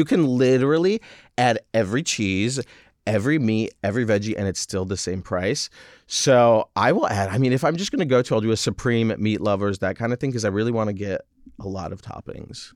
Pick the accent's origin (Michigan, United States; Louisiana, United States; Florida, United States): Michigan, United States; moved away; also born or lived in France; my mom French, dad is American. Mm-hmm. And I grew up in Michigan